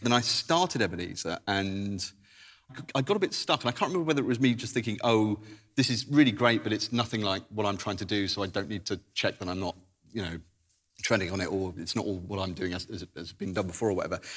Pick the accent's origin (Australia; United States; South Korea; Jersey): Jersey; I grew up in Jersey